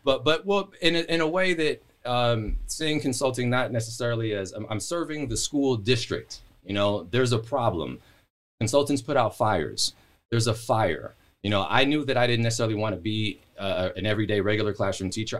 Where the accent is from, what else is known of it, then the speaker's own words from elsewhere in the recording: Palmdale, California, United States; also born or lived in Los Angeles / Portland, Oregon; I moved there in ninety-three.